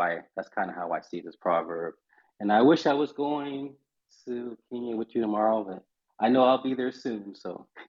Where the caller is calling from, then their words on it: Charleston, South Carolina, United States; I am joining you from Charleston, South Carolina.